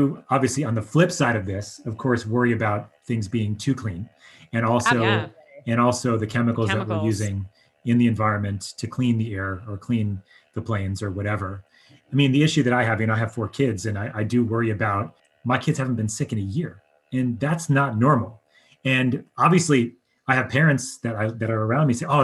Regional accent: Long Island, New York, United States; moved away; I grew up on Long Island

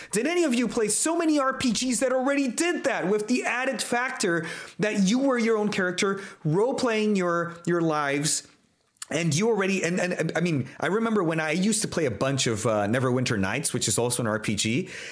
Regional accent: Brazil; I'm Brazilian. I come from Latin America

